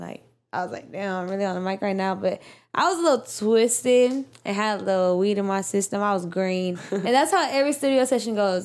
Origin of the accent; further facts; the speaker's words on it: Houston, Texas, United States; I'm from Houston